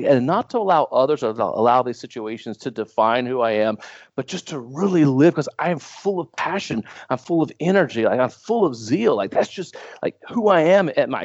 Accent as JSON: {"language": "English", "town": "New Bern", "region": "North Carolina", "country": "United States", "tie": "born or raised there", "said": "I grew up in a little town on the coast of North Carolina called New"}